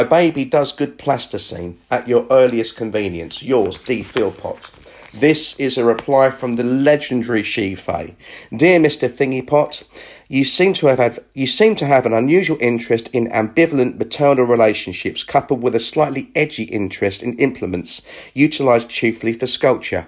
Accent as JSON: {"language": "English", "region": "England", "country": "United Kingdom", "said": "I'm from England"}